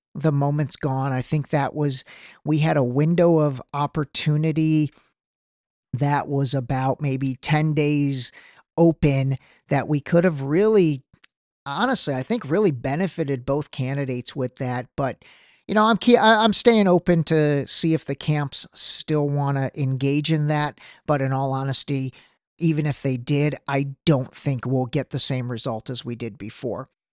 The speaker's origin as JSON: {"language": "English", "town": "Cleveland", "region": "Ohio", "country": "United States", "tie": "born or raised there", "said": "my hometown of Cleveland"}